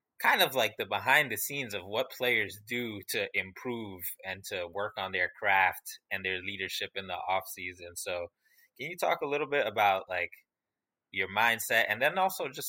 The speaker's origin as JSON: {"language": "English", "town": "New York City", "region": "New York", "country": "United States", "said": "I'm from the Bronx"}